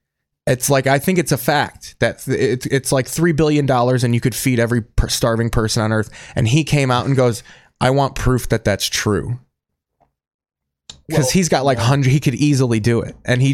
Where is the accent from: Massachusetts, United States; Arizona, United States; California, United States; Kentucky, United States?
Arizona, United States; Scottsdale; born there; But I was born in Scottsdale, Arizona.